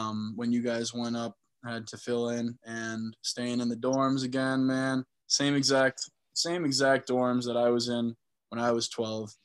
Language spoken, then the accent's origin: English; Middleborough, Massachusetts, United States; moved away as an adult; also born or lived in Virginia Tech / Jupiter, Florida; I am from Middleborough, Massachusetts. I went to Bridgewater-Raynham Regional High School.